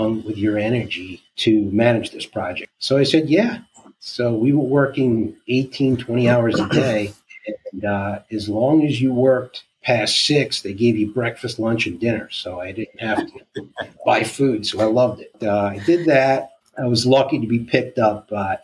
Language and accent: English; New York, United States; I'm from New York, if you can't detect it from my accent